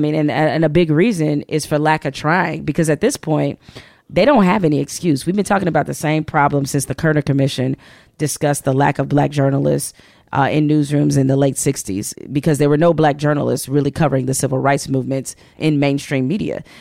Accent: Detroit, Michigan, United States; I'm from Detroit

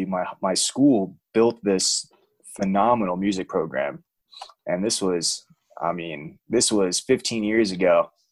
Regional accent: New York, United States; now in Atlanta, United States; I'm from New York originally.

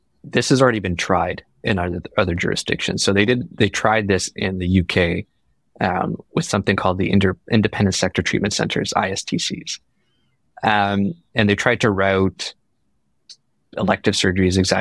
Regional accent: Ontario, Canada; moved away as an adult; now in British Columbia, Canada; I was born and raised in Ontario, trained in Ontario, did my residency in Ontario

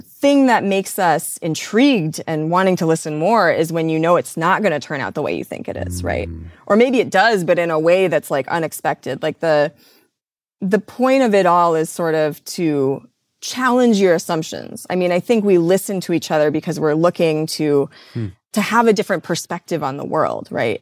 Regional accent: Midwest, United States; I grew up in the Midwest

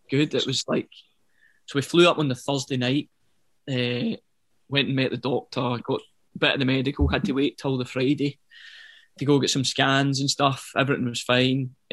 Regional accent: Yoker, Scotland, United Kingdom; now in Bearsden, United Kingdom; I grew up in Yoker.

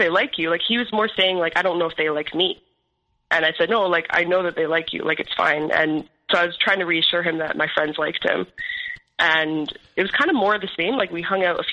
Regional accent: Ontario, Canada; born or raised there; moved away; also born or lived in Alberta

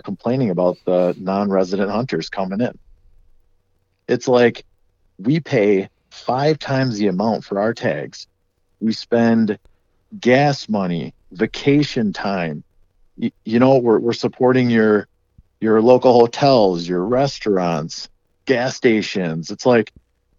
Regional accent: Wisconsin, United States; I'm from Wisconsin.

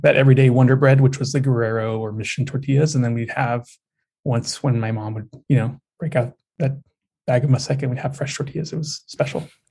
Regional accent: United States; I'm also an American born Mexican, second generation

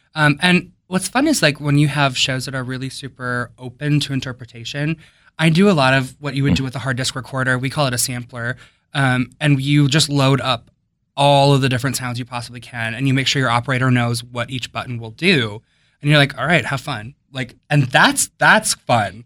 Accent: Wisconsin, United States; now in Silver Spring, United States; I grew up in Wisconsin

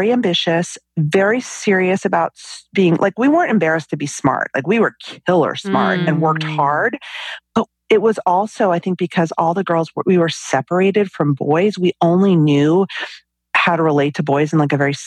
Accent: New York City suburbs, United States; I grew up in the New York City suburbs

